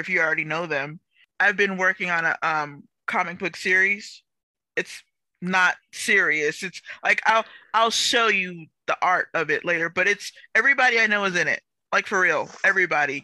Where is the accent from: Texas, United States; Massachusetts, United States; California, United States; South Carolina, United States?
Texas, United States; I'm from Texas